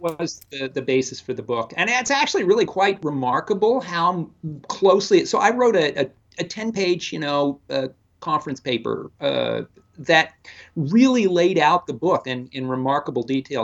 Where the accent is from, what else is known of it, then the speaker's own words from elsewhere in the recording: the area around Chicago, Illinois, United States; moved away as an adult; also born or lived in South Carolina; now in Toronto, Canada; originally from the area around Chicago, uh, so I'm kind of a Midwesterner